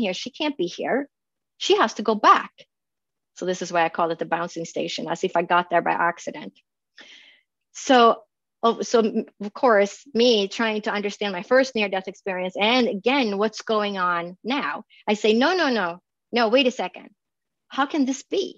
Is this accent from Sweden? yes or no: yes; Sweden; now in Phoenix, United States; I grew up in Sweden and there's a lot of log cabins